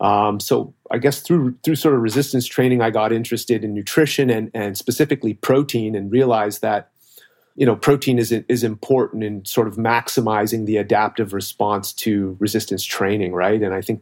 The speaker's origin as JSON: {"language": "English", "town": "Toronto", "region": "Ontario", "country": "Canada", "said": "Okay, so I'm originally from Toronto, Ontario, so Canadian, as you said."}